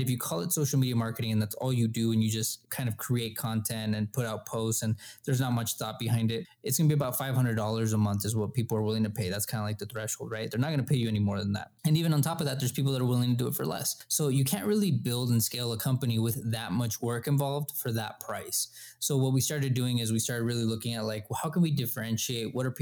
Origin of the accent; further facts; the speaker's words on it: El Paso, Texas, United States; We're from El Paso. This is where we're at right now.